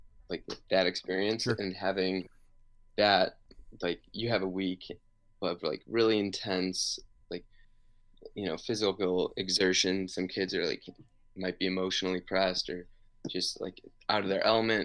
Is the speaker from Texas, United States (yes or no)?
no; Chicago, Illinois, United States; moved away as an adult; also born or lived in Indiana; I grew up in Chicago